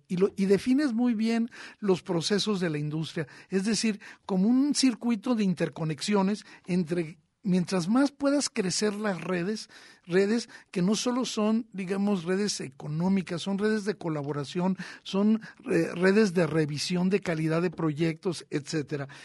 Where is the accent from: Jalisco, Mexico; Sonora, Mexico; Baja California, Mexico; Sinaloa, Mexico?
Baja California, Mexico; Tijuana; Yo crecí en la frontera, yo crecí en Tijuana